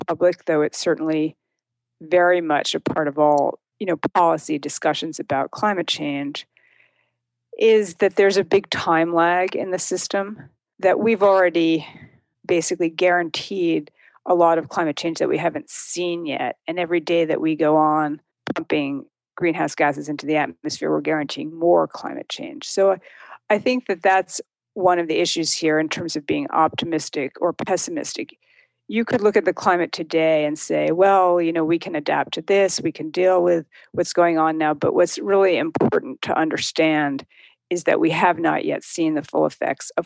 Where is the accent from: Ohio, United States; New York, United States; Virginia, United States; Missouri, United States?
New York, United States; outside New York City, United States; also born or lived in Berkshires, Massachusetts; now in Williamstown, United States; I grew up outside New York City, but I live in the Berkshires and have for 25 years